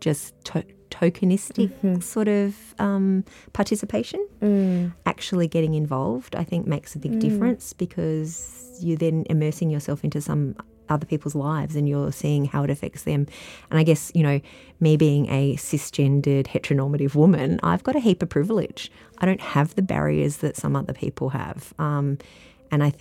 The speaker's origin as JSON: {"language": "English", "town": "Adelaide", "region": "South Australia", "country": "Australia", "tie": "born or raised there", "also_born_or_lived": "Melbourne, Australia", "moved": "as an adult", "lives_now": "Latrobe Valley, Australia", "said": "I grew up in Adelaide"}